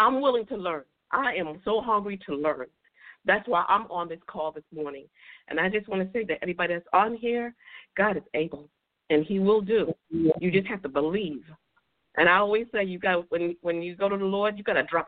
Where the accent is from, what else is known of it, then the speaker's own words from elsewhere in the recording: New York City, New York, United States; I'm from Bronx, New York